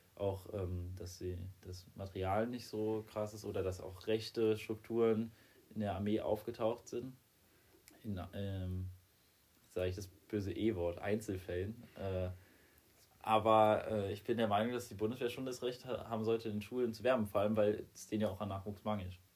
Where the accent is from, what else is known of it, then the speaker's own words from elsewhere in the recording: Germany; bei uns in Deutschland